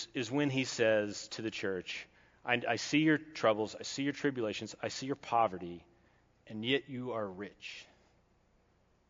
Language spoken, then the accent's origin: English; Kentucky, United States; I'm from Kentucky.